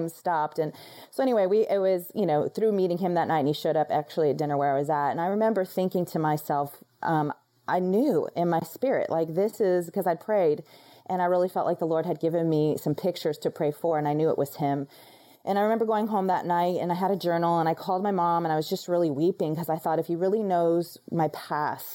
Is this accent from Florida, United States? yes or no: yes; Florida, United States; moved away as an adult; now in Dallas, United States; I was in Florida for, you know, 34 years of my life, never left that place